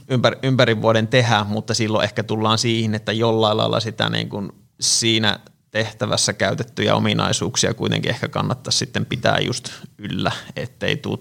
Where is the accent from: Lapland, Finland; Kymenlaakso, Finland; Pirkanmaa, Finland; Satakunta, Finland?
Pirkanmaa, Finland; Tampere; olen tamperelainen fysioterapeutti